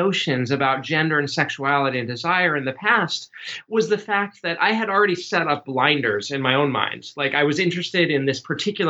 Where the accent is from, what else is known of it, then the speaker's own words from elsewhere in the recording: California, United States; But just to say, I'm originally from Southern California. I was very interested in Spanish and had several Mexican friends growing up.